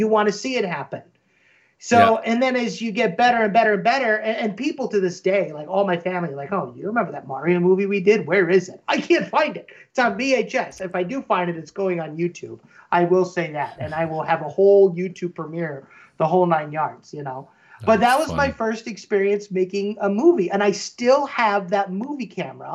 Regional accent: Midwest, United States; I grew up in the Midwest

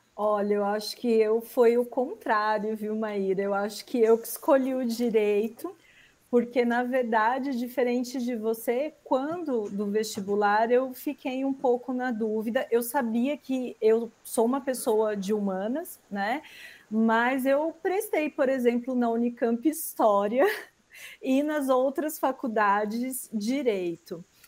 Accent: Osasco, São Paulo, Brazil; sou oriunda também aqui da Grande São Paulo, de Osasco

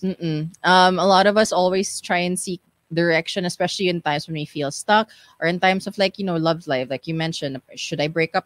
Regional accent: Philippines; here growing up in the Philippines

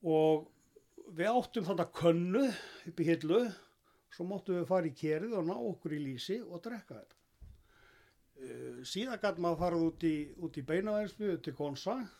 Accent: Iceland; ég er alin upp af öllum í Þorpunum frá þessu tíma

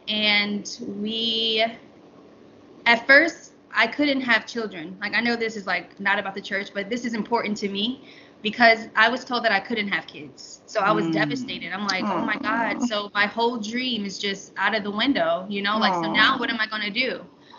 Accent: Atlanta, Georgia, United States; born there; now in Charlotte, United States; I was born in Atlanta, but traveled around all my life to Florida, Kentucky. I've been many places, but yeah, I was born in Atlanta.

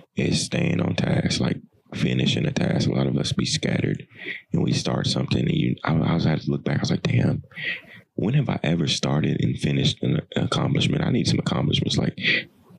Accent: Tennessee, United States; I'm from Tennessee

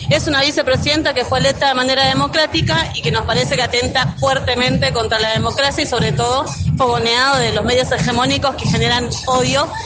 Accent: Paraguay; now in Argentina; De Paraguay. Migrante paraguaya hace 18 años acá.

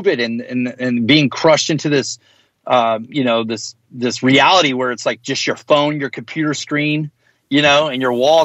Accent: the South, United States; being a hardcore kid growing up in the South

